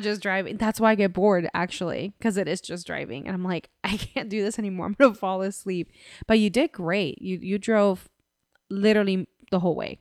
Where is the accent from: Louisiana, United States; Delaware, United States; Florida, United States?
Florida, United States; Central; we're from Central Florida. We live in Central Florida